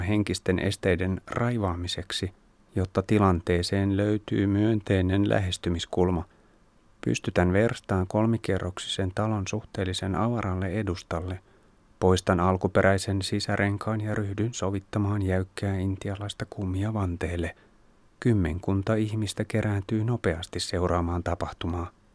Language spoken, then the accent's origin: Finnish; Finland